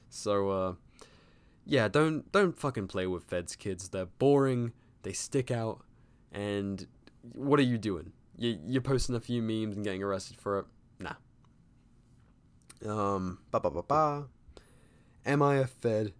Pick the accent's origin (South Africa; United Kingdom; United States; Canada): United Kingdom; as a Brit